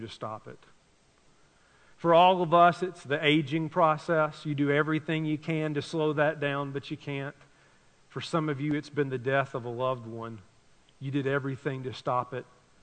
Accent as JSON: {"language": "English", "region": "Tennessee", "country": "United States", "tie": "born or raised there", "said": "I grew up in Tennessee"}